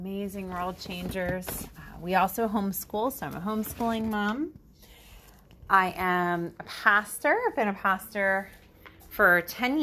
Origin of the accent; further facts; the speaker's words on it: United States; moved away as an adult; now in Ontario, Canada; I am actually American. I'm from the States.